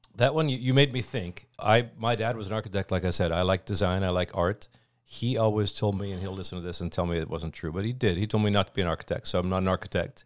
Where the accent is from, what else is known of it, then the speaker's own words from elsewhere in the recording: Oshkosh, Wisconsin, United States; also born or lived in Eau Claire; born and raised in Oshkosh